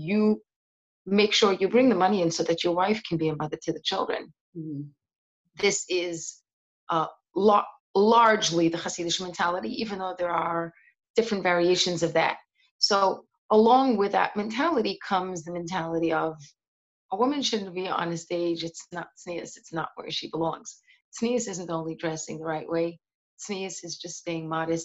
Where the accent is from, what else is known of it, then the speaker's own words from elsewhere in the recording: New York City, New York, United States; I grew up in Seagate